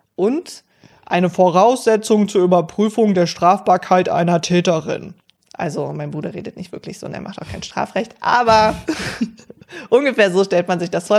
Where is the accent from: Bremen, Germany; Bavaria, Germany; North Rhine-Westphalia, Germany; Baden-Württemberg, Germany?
North Rhine-Westphalia, Germany; Cologne area; ich komme ja von hier, aus Köln, oder nicht aus Köln, aber aus der Umgebung